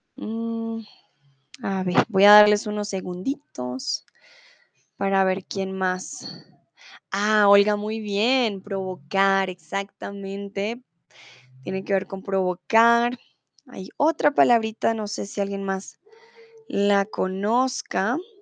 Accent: Colombia; yo soy de Colombia

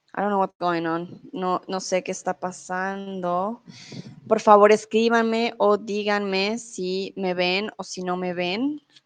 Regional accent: Colombia; moved away as an adult; also born or lived in Mexico; now in Germany; Soy de Colombia, soy tutora de español aquí en Chatterbox. Em, soy de Colombia, vivo comúnmente en Alemania, pero soy en México.

